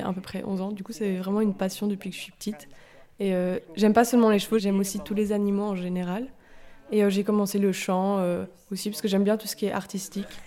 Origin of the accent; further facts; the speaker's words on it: Dinant, Wallonia, Belgium; j'ai 17 ans, je viens de Dinan